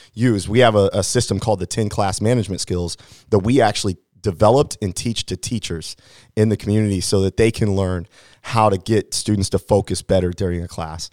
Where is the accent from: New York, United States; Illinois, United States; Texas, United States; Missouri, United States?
Missouri, United States; Hannibal; I grew up in Hannibal, Missouri, and so I'm, I, I like to say that I'm locally grown